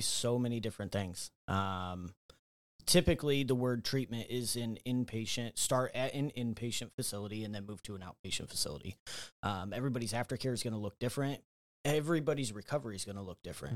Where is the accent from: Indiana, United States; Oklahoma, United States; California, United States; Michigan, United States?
Indiana, United States; Fort Wayne; I'm local to Fort Wayne, uh, born and raised here, grew up, um, went, lived on the north side of town